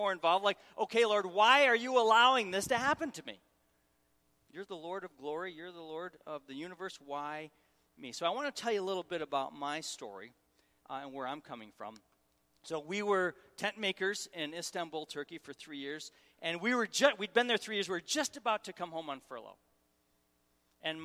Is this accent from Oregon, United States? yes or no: no; Syracuse, New York, United States; moved away as an adult; also born or lived in Raleigh, North Carolina; I'm from Syracuse, Syracuse, New York